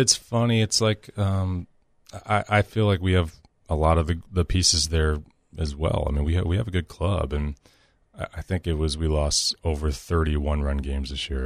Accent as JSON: {"language": "English", "town": "Nashville", "region": "Tennessee", "country": "United States", "said": "I'm from Nashville"}